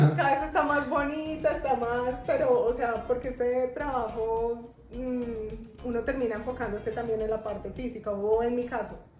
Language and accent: Spanish; Bogotá, Colombia; moved away as an adult; now in Medellín, Colombia; yo soy de Bogotá.